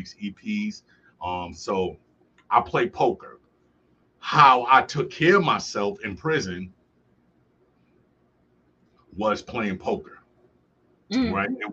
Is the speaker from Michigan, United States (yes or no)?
no; New York City, New York, United States; moved away as an adult; also born or lived in Buffalo, New York; now in Medina, United States; I grew up in Brooklyn.